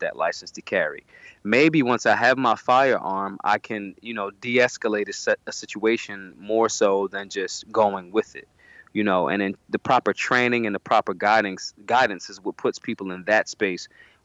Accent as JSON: {"language": "English", "town": "Philadelphia", "region": "Pennsylvania", "country": "United States", "tie": "born or raised there", "said": "I'm from North Philly. You know, I've moved around all parts of Philadelphia in my youth. You know, but I'm originally from North Philadelphia"}